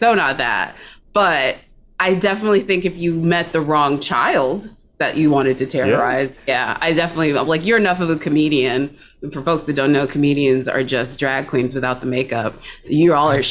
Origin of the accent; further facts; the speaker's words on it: Texas, United States; as a Texan